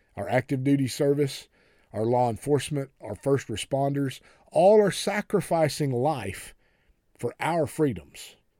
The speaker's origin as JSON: {"language": "English", "country": "United States", "said": "we especially as American Christians"}